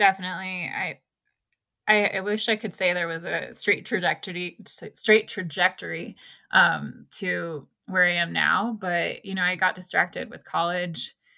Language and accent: English; Ojai, California, United States; moved away as an adult; now in Mammoth Lakes area, United States; I grew up on the coast of California, um, in a small town called Ojai